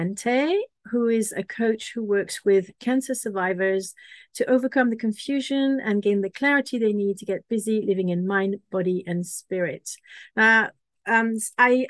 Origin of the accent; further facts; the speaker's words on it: Paris, Île-de-France, France; now in Bristol, United Kingdom; I come from Paris in France. I now live near Bristol in a little village